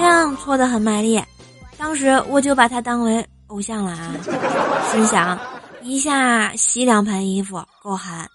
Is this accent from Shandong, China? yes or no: no; Tianjin, China; moved away; 我是天津的嘛，我就不认识东南西北啊